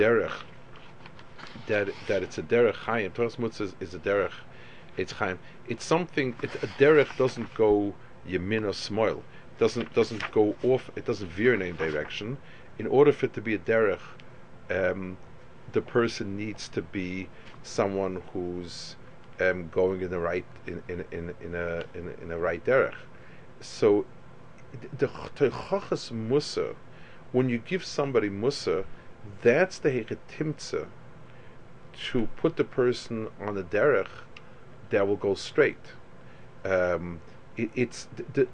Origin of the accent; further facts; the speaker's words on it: United States; as an American